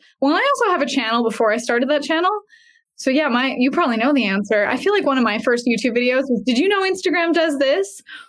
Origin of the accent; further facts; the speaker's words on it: Canada; now in Boise, United States; The weather is great. It's a lot different than Canada. People make fun of my accent all the time.